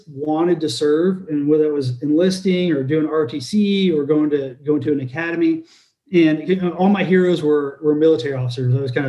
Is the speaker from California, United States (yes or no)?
yes; Riverside, California, United States; now in Tennessee, United States; I'm from Los Angeles area. I say Los Angeles, but I'm actually from Riverside, California, which is, for those uninitiated, it's called the Inland Empire. And when I was growing up out there, it was all agriculture and orange groves.